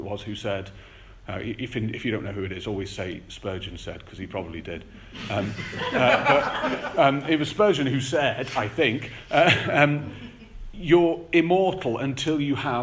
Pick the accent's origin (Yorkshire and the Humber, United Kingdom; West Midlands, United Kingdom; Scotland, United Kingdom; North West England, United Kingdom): North West England, United Kingdom; the Wirral; now in North Finchley, United Kingdom; I grew up on the Wirral